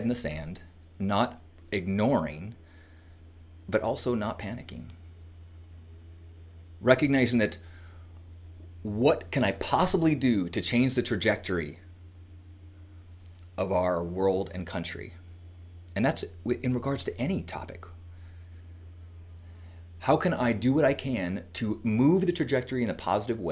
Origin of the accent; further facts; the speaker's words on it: United States; as an American